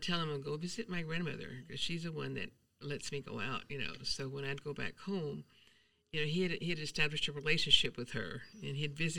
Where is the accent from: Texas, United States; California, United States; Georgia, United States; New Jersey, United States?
Texas, United States; San Angelo; born or raised there; also born or lived in Mexico City, Mexico